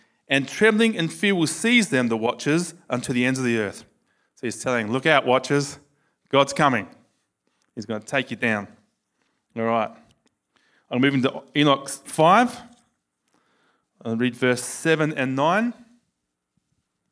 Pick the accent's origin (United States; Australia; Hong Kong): Australia; accent: Australian; my Australian accent